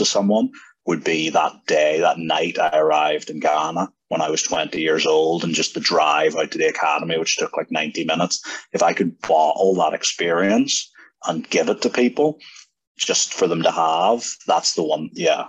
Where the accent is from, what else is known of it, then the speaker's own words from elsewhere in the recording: Ireland; as a young guy growing up in Ireland